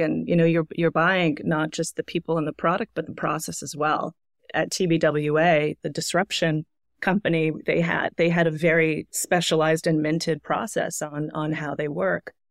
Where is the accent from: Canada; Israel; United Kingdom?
Canada; moved away as an adult; also born or lived in Toronto / Montreal; now in New York, United States; I'm Canadian. I've been living in New York now for about eleven years